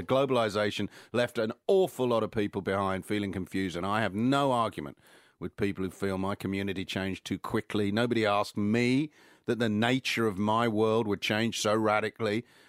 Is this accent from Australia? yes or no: yes; Australia; and I'm not sure we'll ever get back, and I hope we do because I'm Australian.